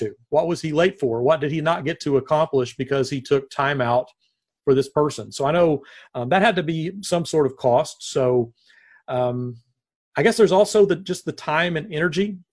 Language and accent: English; Nashville, Tennessee, United States; moved away as an adult; also born or lived in Searcy, Arkansas; now in Corpus Christi, United States; I am born and raised in Nashville.